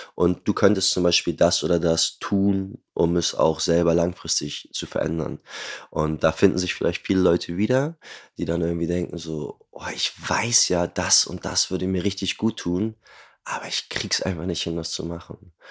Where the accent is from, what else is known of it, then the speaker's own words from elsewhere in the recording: Hamburg, Germany; Ich bin Hamburger äh, geboren und aufgewachsen, lebe auch dort heute noch